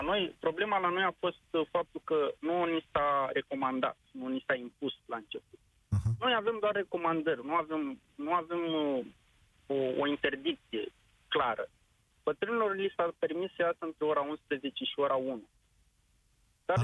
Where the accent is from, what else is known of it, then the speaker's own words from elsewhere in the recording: Slobozia, Ialomița County, Romania; Eu sunt din Slobozia și lucrez, uh, de fapt, uh, în distribuție pe călăraș